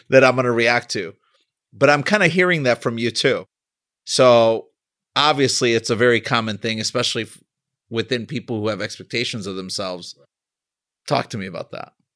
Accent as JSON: {"language": "English", "town": "Chicago", "region": "Illinois", "country": "United States", "said": "I'm from Chicago."}